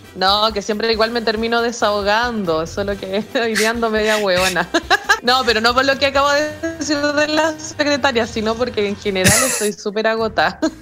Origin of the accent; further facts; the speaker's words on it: Chile; como chilenos